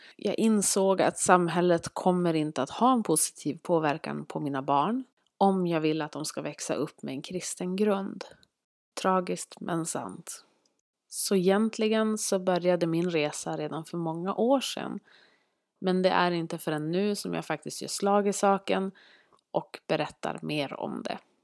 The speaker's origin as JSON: {"language": "Swedish", "region": "Norrland", "country": "Sweden", "accent": "Norrland dialect", "said": "Vi bor tillsammans uppe i Norrland, vilket ni kanske hör på min dialekt"}